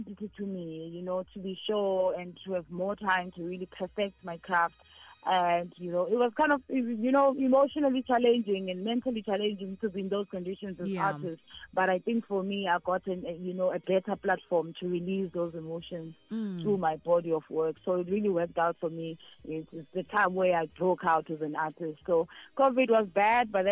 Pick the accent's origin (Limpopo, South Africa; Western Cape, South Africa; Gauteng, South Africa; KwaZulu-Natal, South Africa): KwaZulu-Natal, South Africa; Nkandla; I was born in Nkandla